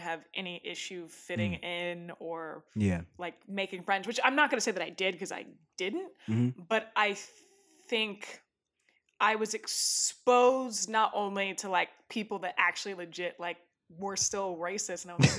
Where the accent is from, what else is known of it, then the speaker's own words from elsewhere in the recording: Northern Virginia, United States; because I don't necessarily consider myself a southerner because I grew up in Northern Virginia outside of DC